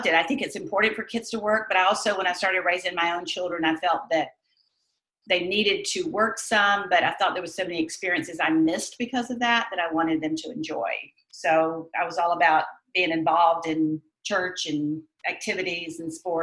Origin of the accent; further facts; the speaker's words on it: Wilmington, North Carolina, United States; now in Dallas, United States; I grew up in Wilmington, North Carolina